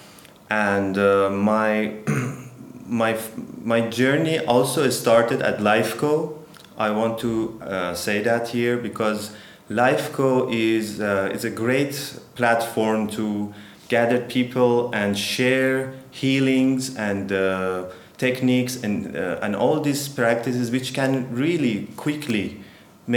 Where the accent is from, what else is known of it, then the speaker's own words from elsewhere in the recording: Tehran, Tehran Province, Iran; English is a second language; moved away as an adult; also born or lived in India; now in Turkey; I'm Iranian yoga teacher. I'm from Iran. I born in Tehran